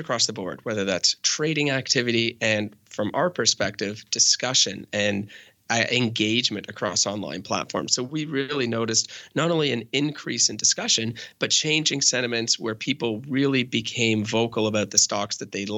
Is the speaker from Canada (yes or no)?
yes; Canada; I'm Canadian